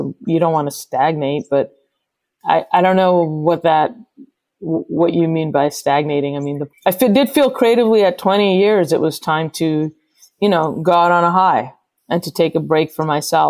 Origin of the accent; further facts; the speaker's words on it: New York City, New York, United States; just being a New Yorker and loving hip hop